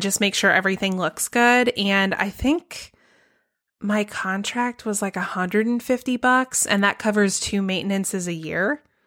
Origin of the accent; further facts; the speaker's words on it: Georgia, United States; my home state of Georgia